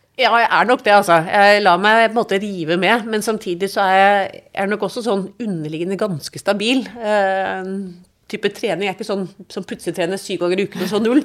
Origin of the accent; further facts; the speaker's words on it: Oslo, Norway; also born or lived in London / Munich; nå skal vi flytte der vi skal være så lenge Ida går på skolen, og da også lillesøster Vibeke. Og det ble Oslo